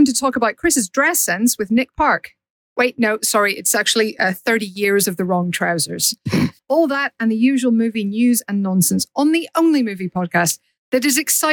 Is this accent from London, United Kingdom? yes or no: no; Northern Ireland, United Kingdom; moved away; also born or lived in Paris; I'm Northern Irish